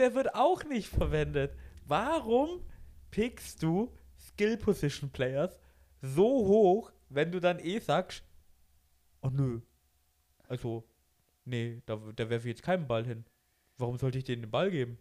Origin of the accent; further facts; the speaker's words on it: Germany; bei uns in Deutschland